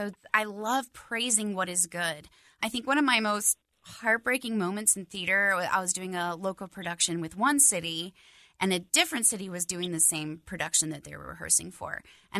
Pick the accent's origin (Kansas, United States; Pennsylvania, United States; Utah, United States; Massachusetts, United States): Utah, United States; I grew up in the Utah theater and art scene